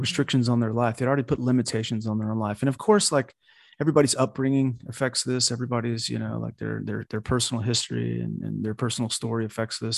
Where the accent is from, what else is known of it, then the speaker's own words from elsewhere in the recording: United States; I grew up in America. I'm a diehard American